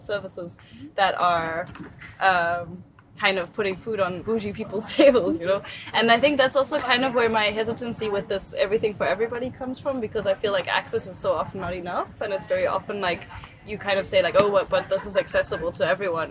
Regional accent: South Africa; now in Germany; I grew up in South Africa

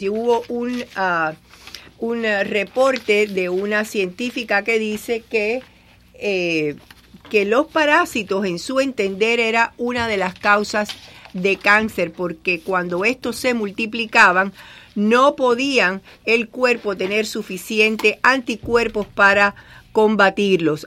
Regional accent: Cuba; moved away; en mi pueblo, en Cuba, le decíamos champola

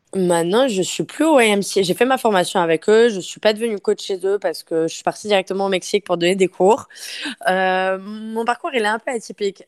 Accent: France; accent: French; moved away as an adult; now in Montreal, Canada; Je suis une Française. J'ai fait mes études au Canada et ça fait maintenant sept ans que je vis à Montréal

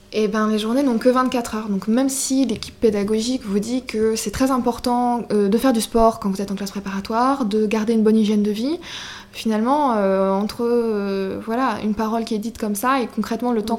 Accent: Rochefort-en-Terre, Brittany, France; also born or lived in Barcelona; mon village natal à Rochefort-en-Terre

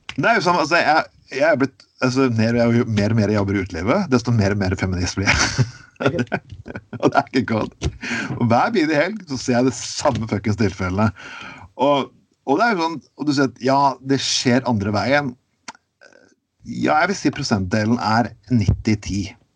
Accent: Skien, Telemark, Norway; moved away; Jeg vokste opp i Skien og, øvrig, uh, eh, og vokste opp i Telemark

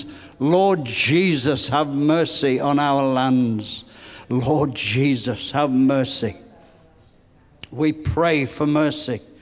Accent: England, United Kingdom; growing up in England where I did

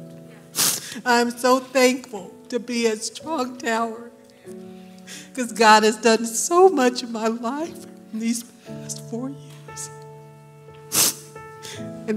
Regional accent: Mississippi, United States; moved away; I'm from Mississippi.

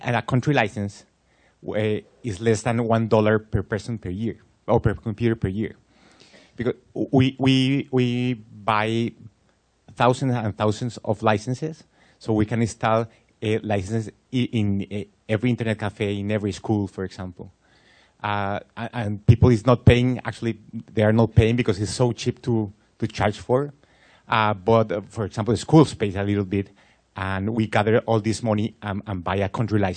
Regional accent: Colombia; I'm from Colombia

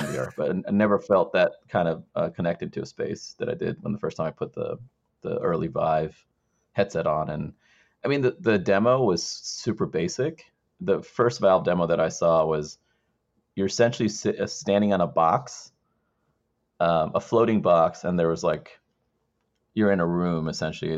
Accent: Maryland, United States; also born or lived in Sri Lanka; growing up in Maryland

